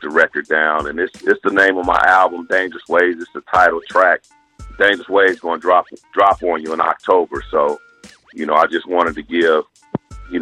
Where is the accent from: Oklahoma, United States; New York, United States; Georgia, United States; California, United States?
Oklahoma, United States; I'm from Oklahoma.